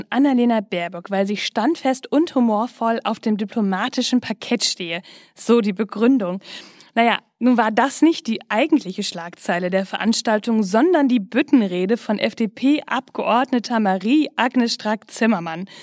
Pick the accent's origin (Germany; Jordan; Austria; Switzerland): Germany; North Rhine-Westphalia; Ich komme ja aus Ostwestfalen-Lippe, aber nicht so weit weg von mir wird ja ganz schön viel Karneval gefeiert.